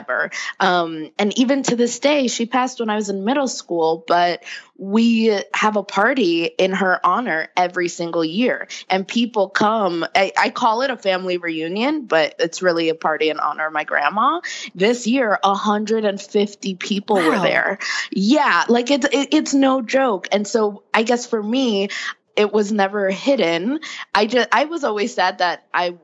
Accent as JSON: {"language": "English", "country": "Dominican Republic", "said": "I'm Dominican from the Dominican Republic"}